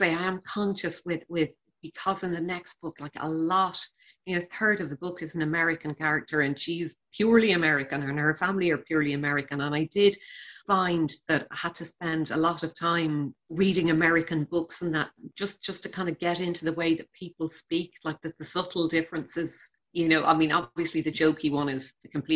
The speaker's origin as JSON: {"language": "English", "town": "Shannon", "region": "Munster", "country": "Ireland", "tie": "born or raised there", "moved": "as an adult", "lives_now": "Dublin, Ireland", "said": "I'm from Shannon. Six Mile Bridge is only about 5 miles out the road."}